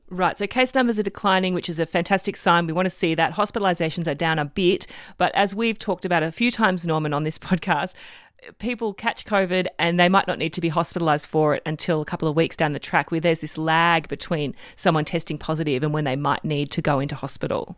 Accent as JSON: {"language": "English", "region": "Queensland", "country": "Australia", "said": "as a Queenslander"}